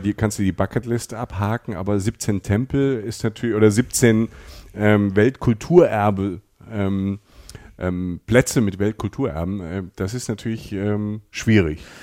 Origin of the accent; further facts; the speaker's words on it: Germany; bei uns in Deutschland